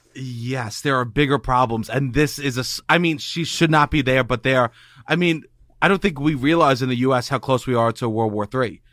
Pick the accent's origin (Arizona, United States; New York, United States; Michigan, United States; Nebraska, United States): New York, United States; growing up in New York